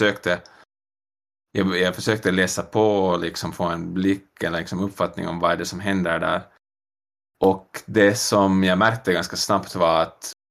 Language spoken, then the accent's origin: Swedish; Finland; moved away as an adult; also born or lived in New York; now in Montreal, Canada; Ah, jag flyttade från Finland 2017 i augusti. Bodde i New mm. York en sväng först, ett år